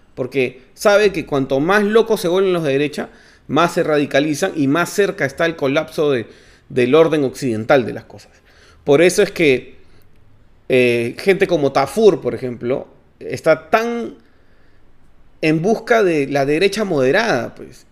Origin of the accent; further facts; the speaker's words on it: Peru; como peruanos